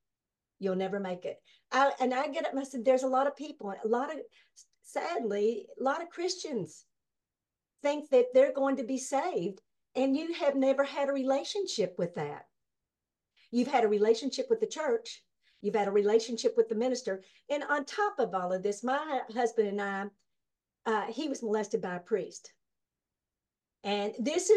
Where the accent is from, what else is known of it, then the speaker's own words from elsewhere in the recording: Kentucky, United States; I was born and raised here